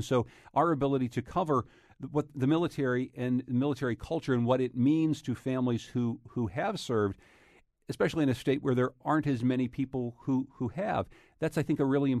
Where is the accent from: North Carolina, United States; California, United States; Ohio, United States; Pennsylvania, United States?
Pennsylvania, United States; coming from the fracked areas where we grew up in Pennsylvania